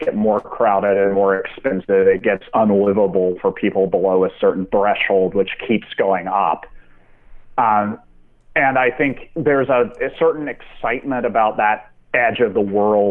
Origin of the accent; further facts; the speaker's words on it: North Carolina, United States; moved away as an adult; also born or lived in Georgia / Chicago; now in Los Angeles, United States; I grew up in North Carolina.